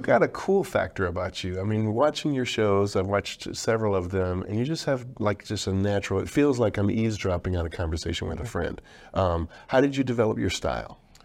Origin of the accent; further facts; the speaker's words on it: Detroit, Michigan, United States; I grew up in Detroit